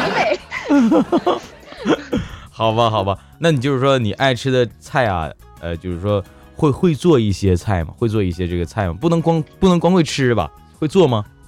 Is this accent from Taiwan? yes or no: no; Northeast China, China; 我们东北这边